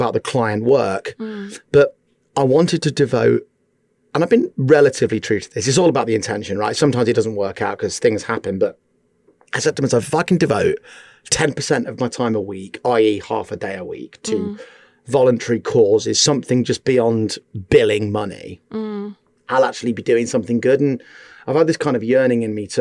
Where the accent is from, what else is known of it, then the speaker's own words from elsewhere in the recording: Newark, East Midlands, United Kingdom; moved away; also born or lived in Bath / London; I grew up in Newark, Nottinghamshire